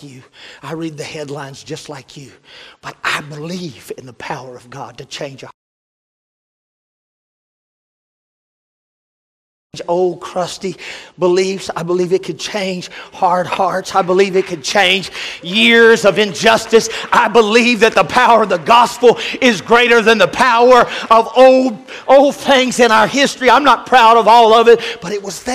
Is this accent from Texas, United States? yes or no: yes; Cleburne, Texas, United States; I grew up in East Cleburne.